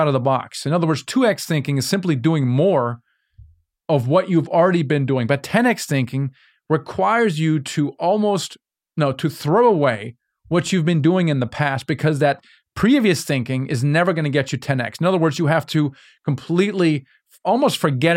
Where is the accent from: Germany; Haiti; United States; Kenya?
Germany; Yeah, I'm from Germany